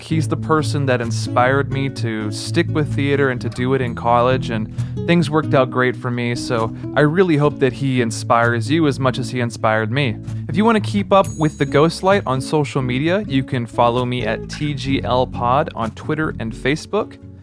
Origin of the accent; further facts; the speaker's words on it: North Texas, United States; I was actually born and raised in North Texas